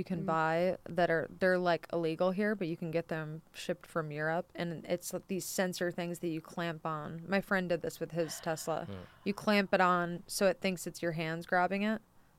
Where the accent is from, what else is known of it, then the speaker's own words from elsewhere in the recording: Michigan, United States; moved away; so I'm originally from Michigan